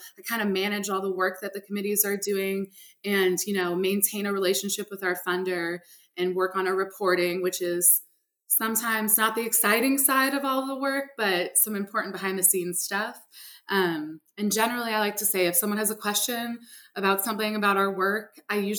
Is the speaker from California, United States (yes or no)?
yes; San Francisco, California, United States; moved away as an adult; now in Louisiana, United States; I was born and raised in San Francisco in California. And I came to Louisiana for college